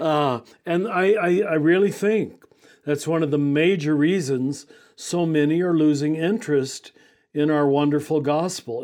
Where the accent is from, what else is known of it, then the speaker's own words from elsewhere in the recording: Kansas, United States; moved away as an adult; now in New Mexico, United States; grew up in Kansas, but I've been here in New Mexico for 32 years